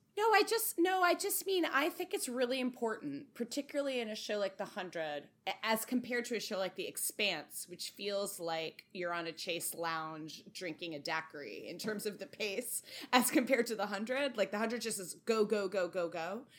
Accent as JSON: {"language": "English", "region": "Connecticut", "country": "United States", "tie": "born or raised there", "said": "my home state of Connecticut"}